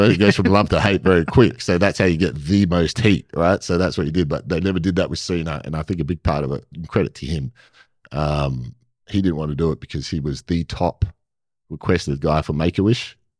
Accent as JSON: {"language": "English", "town": "Perth", "region": "Western Australia", "country": "Australia", "said": "I'm from Perth"}